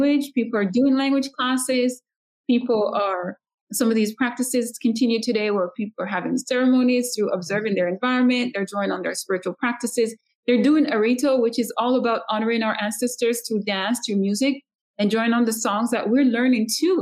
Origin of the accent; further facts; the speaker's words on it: Saint Elizabeth, Jamaica; I am from St. Elizabeth originally.